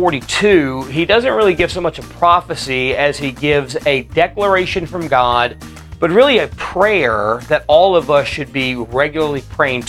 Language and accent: English; United States; as American Christians